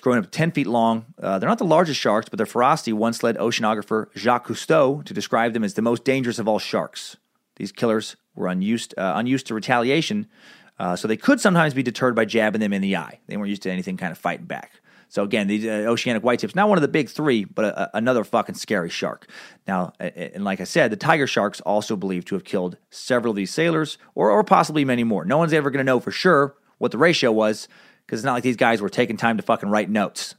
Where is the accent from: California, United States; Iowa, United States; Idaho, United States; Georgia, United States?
Idaho, United States; Riggins; also born or lived in Anchorage, Alaska; I spent far more time out in the woods of central Idaho growing up in Riggins